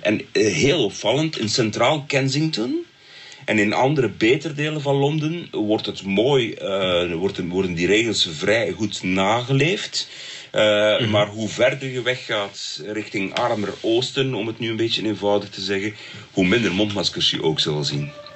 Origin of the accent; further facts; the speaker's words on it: Belgium; bij ons in Brussel en Molenbeek